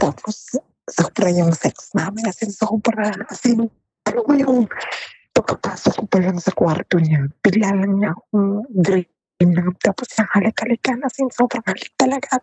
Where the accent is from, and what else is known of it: Philippines